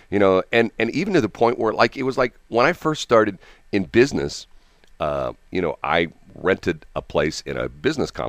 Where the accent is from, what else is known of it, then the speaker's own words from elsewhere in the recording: Missouri, United States; I'm from Missouri.